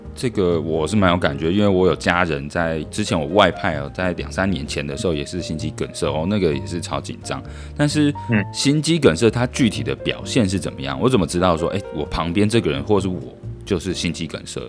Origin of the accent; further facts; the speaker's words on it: Hsinchu, Taiwan; now in Ho Chi Minh City, Vietnam; 我们老家在新竹